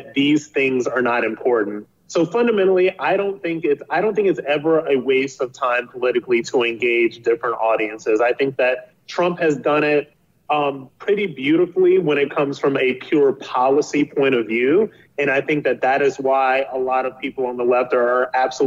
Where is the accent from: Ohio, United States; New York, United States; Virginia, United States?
Ohio, United States; Akron; I'm from Akron, Ohio. I'm from a single parent household. I went to a high school in Akron, Ohio